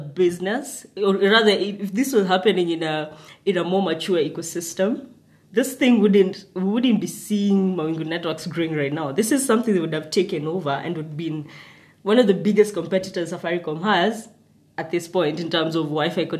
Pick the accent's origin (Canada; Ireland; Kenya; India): Kenya; Nakuru, Nakuru County; I grew up in Nakuru.